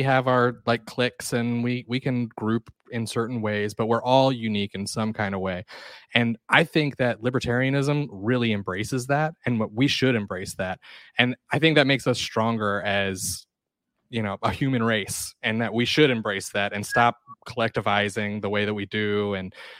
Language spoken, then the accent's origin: English; Athens, Georgia, United States; also born or lived in Atlanta, Georgia; I'm from Georgia. I was born in Athens and raised here for most of my life. And I moved to Atlanta when I was in high school